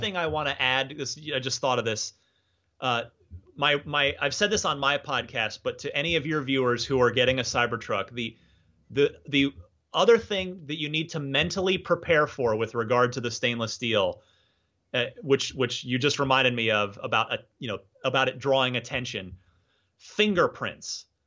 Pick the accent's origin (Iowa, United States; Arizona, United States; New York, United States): Arizona, United States; Phoenix; also born or lived in New Jersey; now in San Francisco, United States; the Phoenix area where I, uh, used to live where I mostly grew up. I'm originally from New Jersey